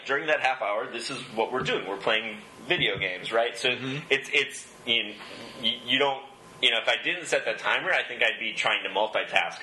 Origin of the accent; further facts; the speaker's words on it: Upper Peninsula of Michigan, United States; I, am from the Upper Peninsula of Michigan